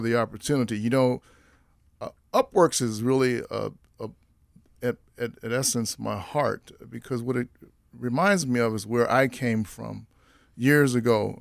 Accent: Washington, District of Columbia, United States; moved away as an adult; now in Minnesota, United States; I'm from Washington, D C originally

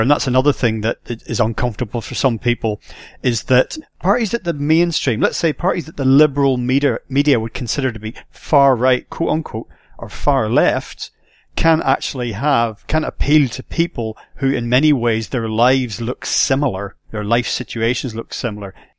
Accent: Northern Ireland, United Kingdom; I grew up in Northern Ireland very, very polarized situation there

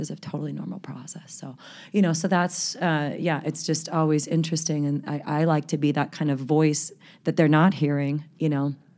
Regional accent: Salt Lake City, Utah, United States; also born or lived in San Fernando Valley, California; he moved us all here in nineteen eighty-six. I was nine years old.

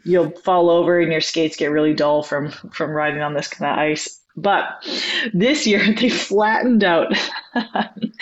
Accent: Vermilion, Alberta, Canada; also born or lived in Girona, Spain; now in Abbotsford, Canada; As a Canadian, growing up as a kid

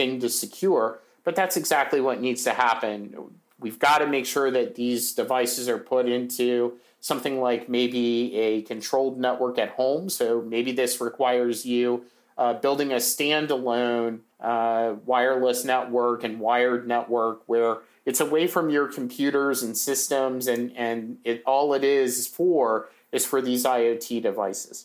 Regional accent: United States; as an American

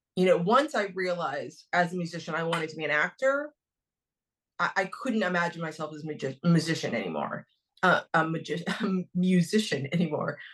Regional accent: Dayton, Ohio, United States; moved away as an adult; also born or lived in New York; I grew up in Dayton, Ohio.

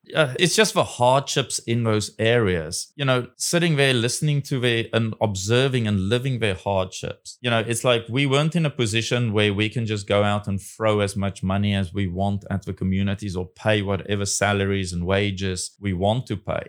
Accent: South Africa; now in Taiwan; will I go back to my home country

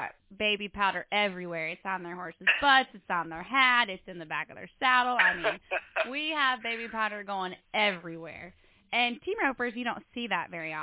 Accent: Iowa, United States; moved away; also born or lived in Colorado; I'm from Iowa, but I lived in Colorado recently

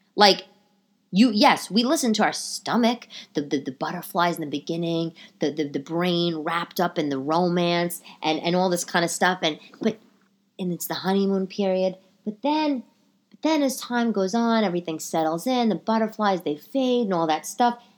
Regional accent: New York City, New York, United States; accent: old New York; also born or lived in Bay Ridge, Brooklyn; the New York accent, the, the old New York, my accent

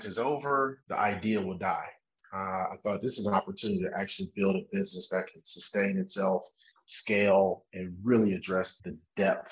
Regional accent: Cleveland, Ohio, United States; I'm from Cleveland, Ohio in the US, not quite an agricultural place

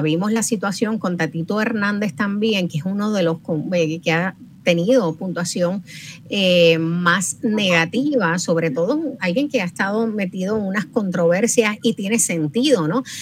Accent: Puerto Rico; somos una isla caribeña

